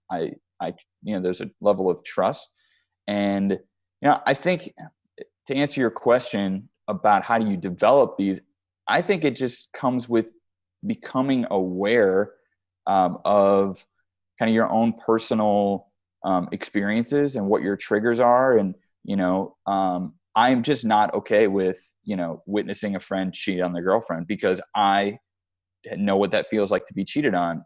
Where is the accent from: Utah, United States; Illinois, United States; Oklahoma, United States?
Illinois, United States; Chicago; now in Arizona, United States; I'm from Chicago